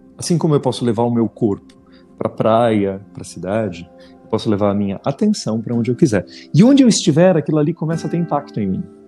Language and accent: Portuguese; Brazil; eu ter crescido no Brasil